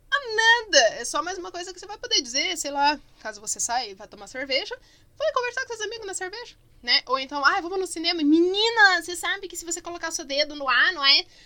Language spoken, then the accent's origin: Portuguese; Barbacena, Minas Gerais, Brazil; Porque quando eu era criança pequena lá em Barbacena tinha, né?